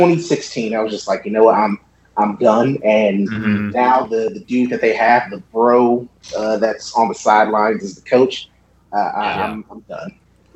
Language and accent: English; Detroit, Michigan, United States; now in Arizona, United States; I'm originally born and raised in Detroit, Michigan. I love all the Detroit sports teams.